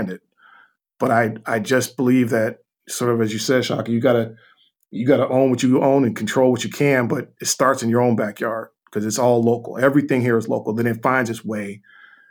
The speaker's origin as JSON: {"language": "English", "town": "Chicago", "region": "Illinois", "country": "United States", "said": "we're both from Chicago"}